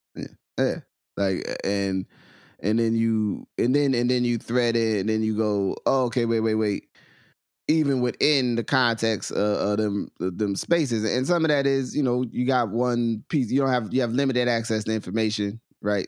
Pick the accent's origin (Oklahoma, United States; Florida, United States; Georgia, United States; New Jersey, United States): New Jersey, United States; Willingboro; accent: New Jersey; North Jersey; sometimes Southern; also born or lived in Trenton, New Jersey; I'm born on the, in Trenton. and then, so then I have, I have a Trenton layer of, of, of experience and understanding, and then I have a Willowboro layer